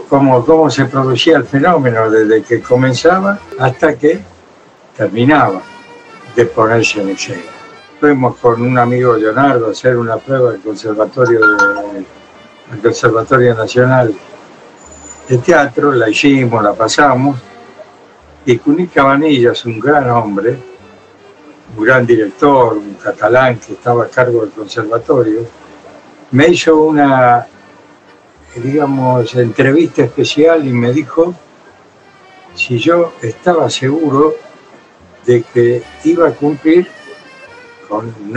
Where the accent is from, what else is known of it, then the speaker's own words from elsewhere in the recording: Buenos Aires, Argentina; also born or lived in Italy; los problemas que me llevé de Buenos Aires llegaron a Europa y volvieron a Buenos Aires, y todos esos problemas los tuve que resolver aquí, en mi país, en mi, ciudad